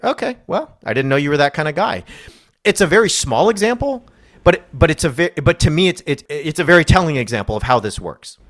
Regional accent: California, United States; I'm a Californian

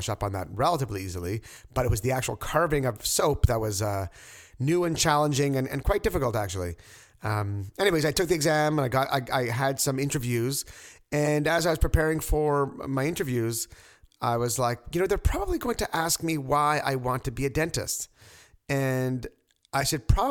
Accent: Quebec, Canada; now in Toronto, Canada; I'm from Quebec

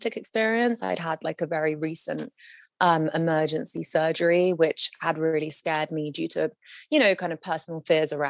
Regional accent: London, United Kingdom; moved away as an adult; now in Los Angeles, United States; I was living in my, you know, essentially my hometown of London

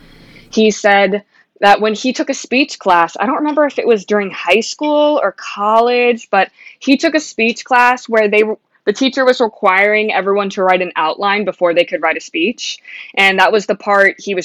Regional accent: New England, United States; I grew up listening to Howie Carr because I grew up in New England

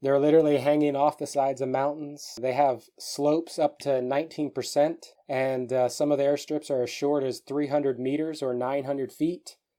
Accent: San Antonio, Texas, United States; My dad was in the Air Force, so when I was young, we traveled around quite a bit. But eventually, we settled down in San Antonio, Texas.

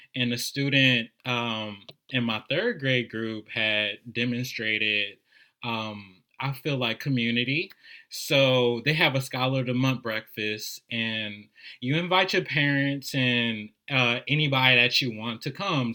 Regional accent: New Orleans, Louisiana, United States; I'm a native of New Orleans

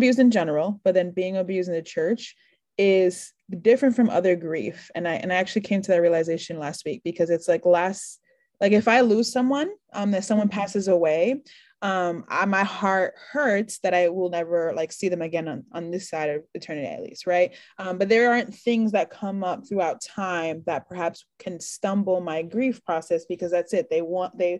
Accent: New York, United States; I'm from New York

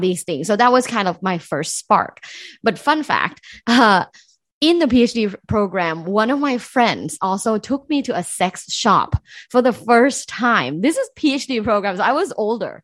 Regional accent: Thailand; moved away; I'm originally from Thailand, so I grew up in Thailand

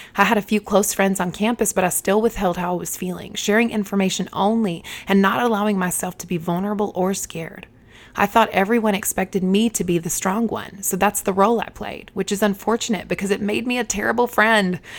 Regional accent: Eden, North Carolina, United States; moved away as an adult; Eden, the town where I was raised, had just over fourteen thousand people.

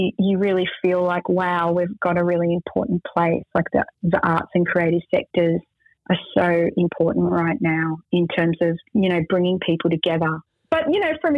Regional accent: Australia; I'm Arab Australian

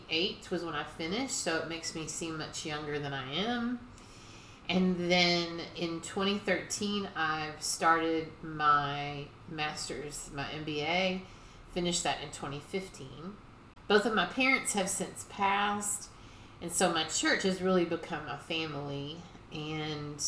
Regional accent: Louisville, Kentucky, United States; I was raised here in Louisville, Kentucky

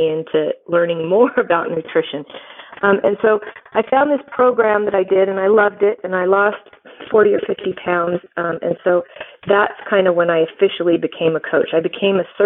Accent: California, United States; now in Utah, United States; I live in Utah. I'm from California, but I live here now

